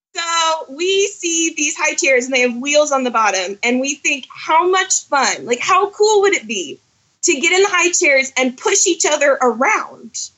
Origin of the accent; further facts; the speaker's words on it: Orlando, Florida, United States; now in Rogers, Arkansas, United States; I was born and raised in Orlando